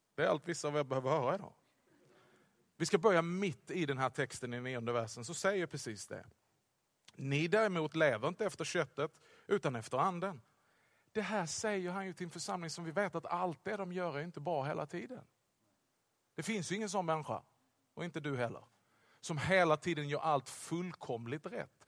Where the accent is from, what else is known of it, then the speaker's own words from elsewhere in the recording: Skåne, Sweden; accent: Scanian; jag talar skånska hela tiden, men extra skånska